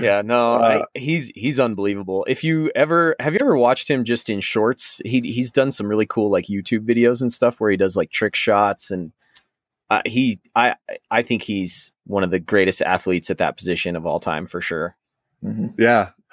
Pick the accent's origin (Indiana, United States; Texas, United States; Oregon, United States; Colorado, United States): Colorado, United States; my whole family's from Minnesota originally, um, before I was born in Colorado